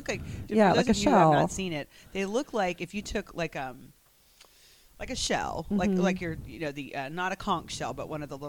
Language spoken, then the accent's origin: English; South Carolina, United States; and I'm not Indian. And I was raised and born and raised in South Carolina. That's all I know.